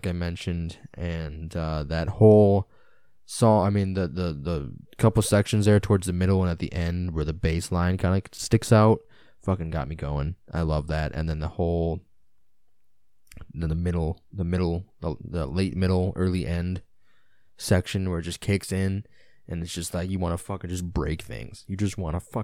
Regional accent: Illinois, United States; I'm just a American kid from fucking Illinois

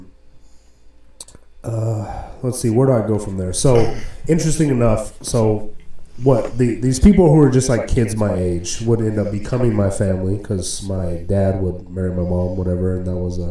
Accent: Indio, California, United States; I was born in Indio, California. It's a predominantly Hispanic area. So, you know, I grew up in the 80s.

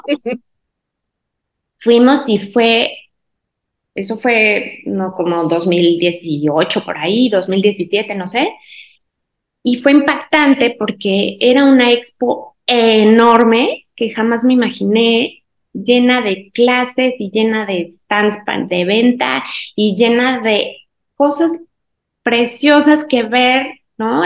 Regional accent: Guanajuato, Mexico; soy mexicana, soy de Guanajuato, es un pueblito, bueno, casi ciudad

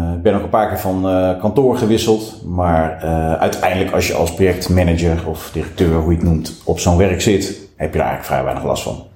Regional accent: Lelystad, Flevoland, Netherlands; also born or lived in Nijmegen; wij vertrokken naar het eh, toen nog vrij lege Lelystad

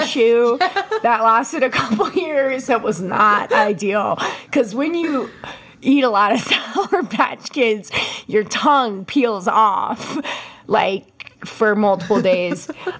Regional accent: Englewood, Colorado, United States; also born or lived in Princeton, New Jersey / Asia / Boulder, Colorado; I grew up in Colorado and Abby grew up in New Hampshire

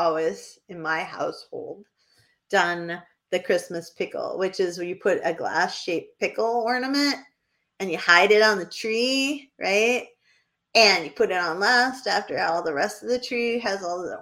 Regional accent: New Hampshire, United States; I mispronounce everything because I'm from New Hampshire

